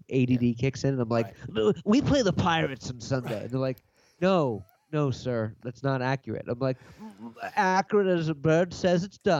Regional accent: Doylestown, Pennsylvania, United States; John and I grew up in Doylestown, Shelfa, Bucks County, Pennsylvania.

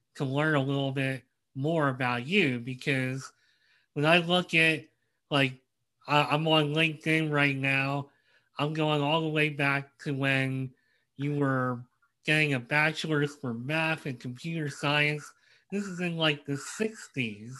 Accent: Philadelphia, Pennsylvania, United States; I grew up in the Philadelphia area

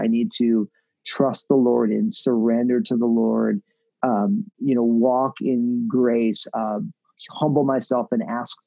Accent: New Jersey, United States; moved away as an adult; also born or lived in San Francisco Bay Area; now in Portland, United States; my home state of New Jersey

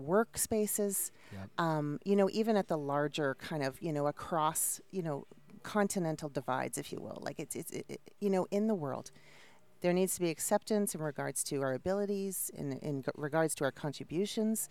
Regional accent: Toronto, Ontario, Canada; moved away as an adult; now in United States; I'm from Toronto, Canada

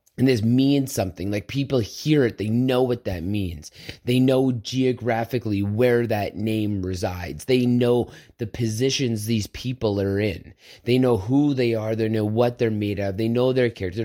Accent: Southern Alberta, Canada; I grew up on a farm. I grew up in Southern Alberta where this meant something

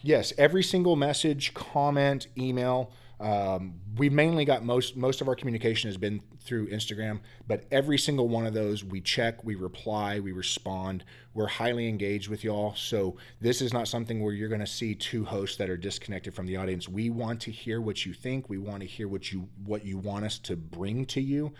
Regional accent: Texas, United States; Growing up in Texas

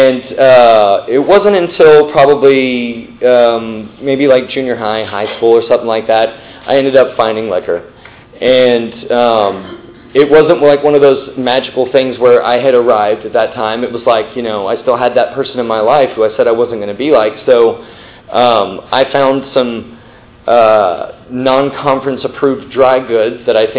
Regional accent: Midland, Texas, United States; also born or lived in New York; now in Dallas, United States; I grew up in Midland, Texas. right? Way West Texas

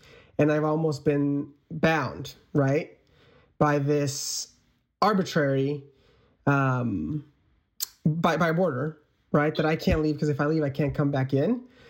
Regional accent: United States; also born or lived in Mexico; growing up in America, being able to go to college, being able to go get my master's, right?

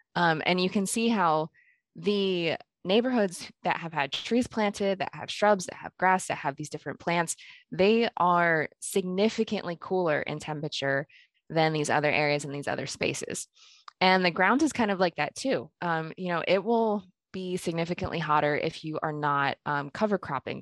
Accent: Pennsylvania, United States; moved away as an adult; also born or lived in Kenya; now in Nebraska, United States; I was born in Kenya, I, I only lived there for about a year, and then I actually grew up in Pennsylvania

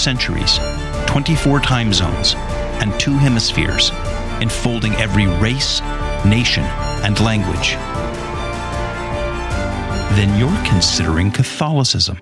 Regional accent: Southern California, United States; accent: California; moved away; like where I grew up in Southern California.

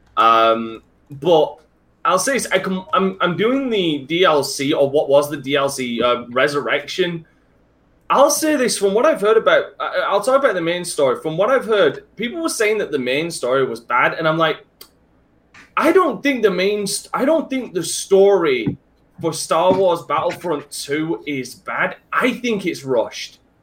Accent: England, United Kingdom; I hated being English for the last twenty. No, I didn't hate being English

